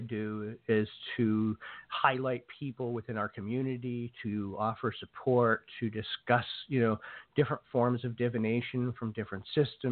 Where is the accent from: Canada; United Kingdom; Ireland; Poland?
Ireland; I'm an Irishman.